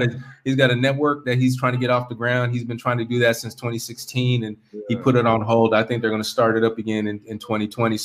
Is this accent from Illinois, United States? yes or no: no; California, United States; moved away as an adult; I'm from California